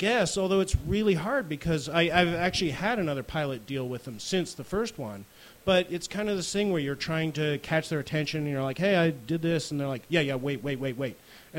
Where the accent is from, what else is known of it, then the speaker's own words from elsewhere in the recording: Connecticut, United States; now in Brooklyn, United States; I grew up in Connecticut